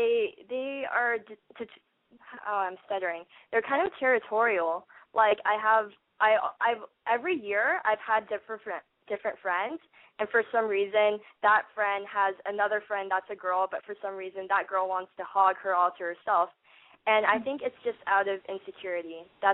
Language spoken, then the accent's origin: English; California, United States; Okay, well … I'm 18. I'm from Orange County.